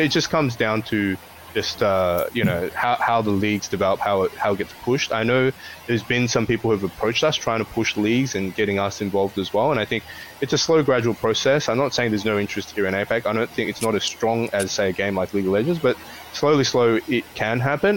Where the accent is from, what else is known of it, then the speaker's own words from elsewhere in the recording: Australia; now in Hong Kong; I grew up in Australia and also here in Hong Kong at the moment